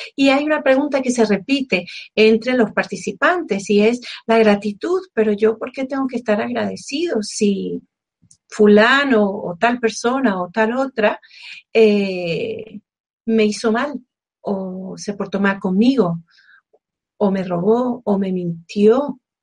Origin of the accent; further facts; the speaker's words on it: Venezuela; como venezolana que soy